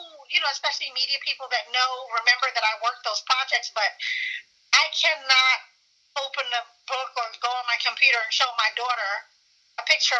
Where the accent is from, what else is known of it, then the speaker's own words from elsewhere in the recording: New York, United States; also born or lived in Philadelphia, Pennsylvania / Ghana; I grew up in New York. Prior to growing up in New York, I came to New York when I was 8 or 9.